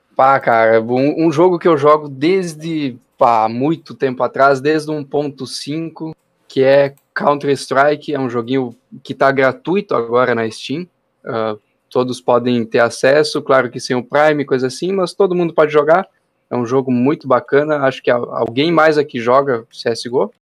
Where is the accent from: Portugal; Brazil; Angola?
Brazil; Doutor Ricardo, Rio Grande do Sul; Eu sou de Doutor Ricardo, uma cidade muito grande que todo mundo conhece